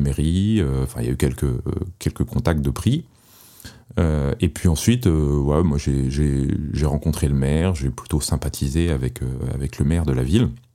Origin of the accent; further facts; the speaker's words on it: Paris, Île-de-France, France; moved away as an adult; j'étais parisien et je n'avais jamais conçu de quitter Paris. C'était une ville que j'aimais énormément, à laquelle j'étais très attaché, euh, pour son architecture, pour ses musées, pour les souvenirs tout simplement euh, que, de mon enfance euh, à Paris